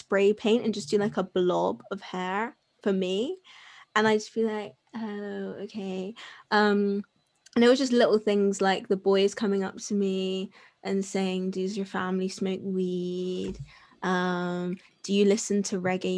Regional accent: Bristol, South West England, United Kingdom; I'm from Bristol.

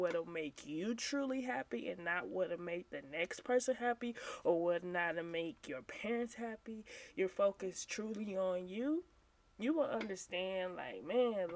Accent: St. Louis, Missouri, United States; I am from St. Louis, Missouri, born and raised

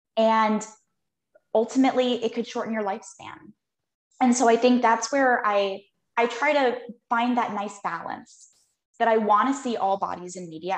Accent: Phoenix, Arizona, United States; I was born and raised here

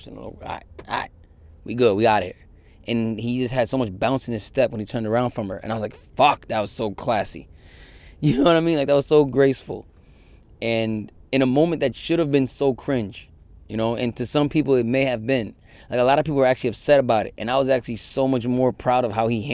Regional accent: Yonkers, New York, United States; also born or lived in Connecticut; now in Queens, United States; I love Yonkers. I have a lot of, my coming of age stuff, a lot of it is in Yonkers.

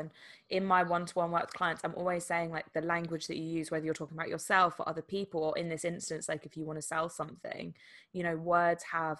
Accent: England, United Kingdom; Obviously, there's like a linguistic element of essentially English language in this instance, because we're English.

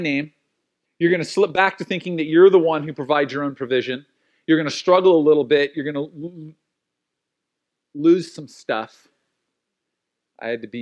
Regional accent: United States; being an American and being a Christian

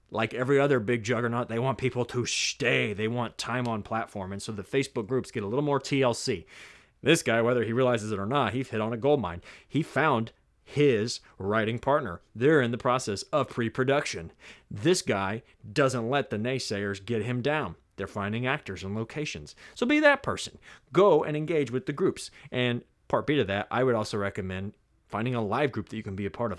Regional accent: the South, United States; I'm from the South. I say niche.

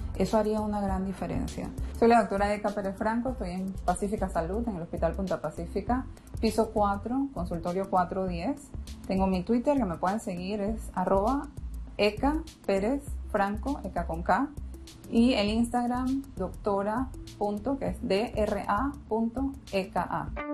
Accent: Panama; also born or lived in United States; Soy la única panameña en el país con esos estudios

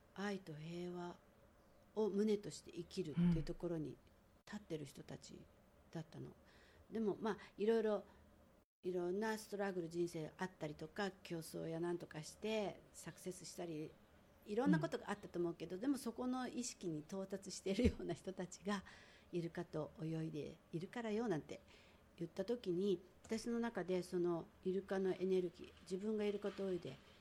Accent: Tokyo, Japan; moved away as an adult; also born or lived in Hawaii Island; now in Hawaii, United States; 私なんか東京で生まれてなんだかんだあってもこう守られてきた

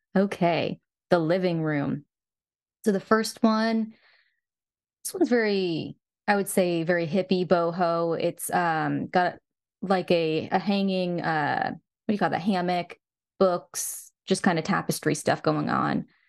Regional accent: the South, United States; I'm from the South.

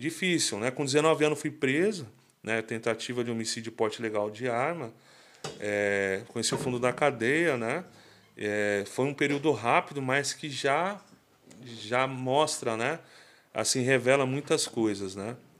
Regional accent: Mauá, São Paulo, Brazil; sou de Mauá, né? Minha Mauá querida

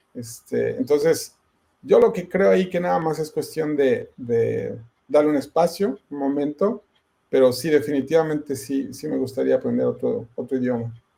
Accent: Ecatepec, State of Mexico, Mexico; moved away as an adult; now in United States; toda mi, mi, infancia y mi juventud, de hecho nunca viví en la Ciudad de México como tal, yo nada más me llevo mi mamá fue allá que yo naciera, pero vivíamos siempre en el Estado de México, este, en la hermana República de Catepec

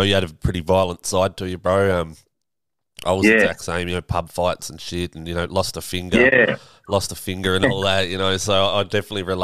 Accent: Tasmania, Australia; I'm from Tassie

